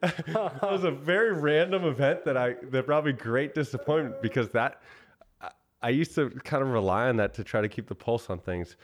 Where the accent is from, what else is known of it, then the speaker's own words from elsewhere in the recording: Boston, Massachusetts, United States; moved away; also born or lived in Austin / Bali; I grew up in Boston